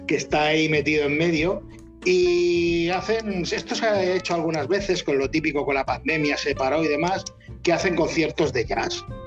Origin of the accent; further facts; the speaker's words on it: Rubí, Catalonia, Spain; soy de Rubí o de San pero Tarrasa lo tengo al lado